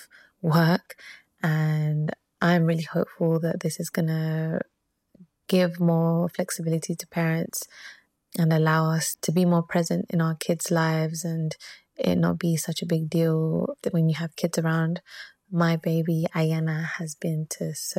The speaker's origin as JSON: {"language": "English", "region": "London", "country": "United Kingdom", "tie": "born or raised there", "also_born_or_lived": "Ecuador", "moved": "as an adult", "lives_now": "San Francisco Bay Area, United States", "said": "I am from Ecuador. I grew up in London, and when I became an engineer, I moved to the Bay Area."}